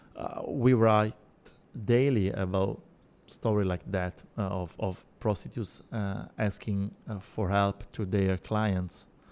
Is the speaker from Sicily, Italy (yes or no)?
yes; Sicily, Italy; English is a second language; now in Rome, Italy; I'm not from Rome. I am from, from Sicily